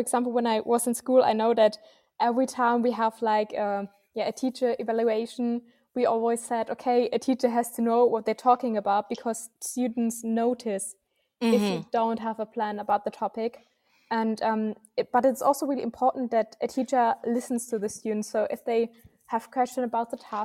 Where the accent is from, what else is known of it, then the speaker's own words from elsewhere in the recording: Germany; so we are from Germany